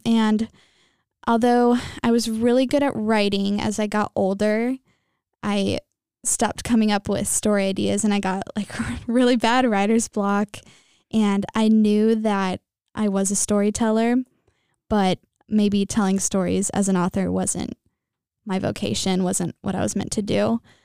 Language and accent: English; Temecula, California, United States; I'm from Temecula, California, and I'm a junior here at J P Catholic.